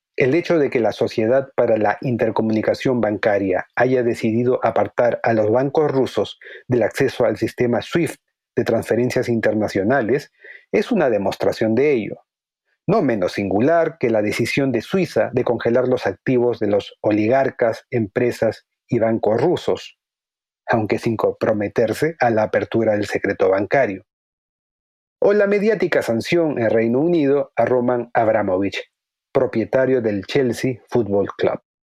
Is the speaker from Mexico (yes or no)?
no; Peru; mi país, el Perú.